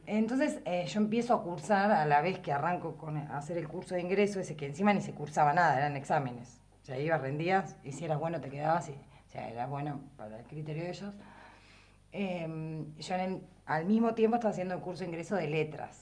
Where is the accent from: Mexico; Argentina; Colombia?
Argentina; Patagonia; accent: standard Patagonian Spanish; first language Spanish; also born or lived in La Plata; now in Viedma, Argentina; yo era hablante como, del español como lengua materna y tenía un uso estándar, digamos, patagónico estándar del español